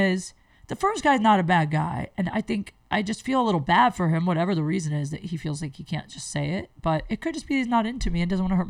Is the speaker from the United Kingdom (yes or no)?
no; Canton, Ohio, United States; moved away; Canton's my hometown